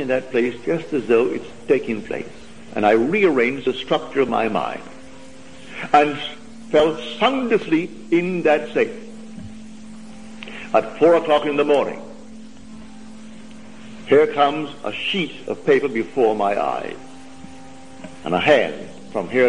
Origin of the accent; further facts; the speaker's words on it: United Kingdom; moved away as an adult; now in United States; being a citizen of Britain